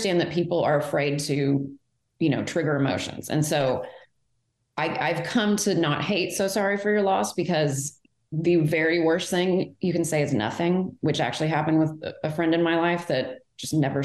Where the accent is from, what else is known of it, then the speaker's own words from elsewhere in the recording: Fort Worth, Texas, United States; also born or lived in Houston; I was born in Fort Worth